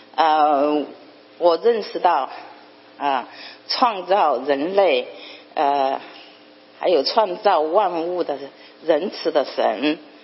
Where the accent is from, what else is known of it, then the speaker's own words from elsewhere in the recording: Chongqing, China; moved away as an adult; also born or lived in United States; 来自中国重庆